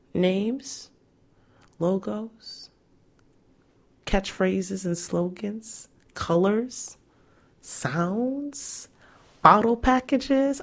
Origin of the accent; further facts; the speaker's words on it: Nigeria; I'm Nigerian